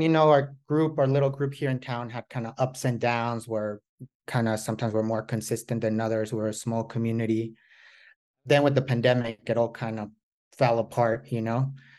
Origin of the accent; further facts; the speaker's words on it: Mexico; moved away as an adult; also born or lived in New York City, United States; now in United States; I grew up in Mexico, but I have family in the United States and Mexico. And so I ended up going to college in New York City.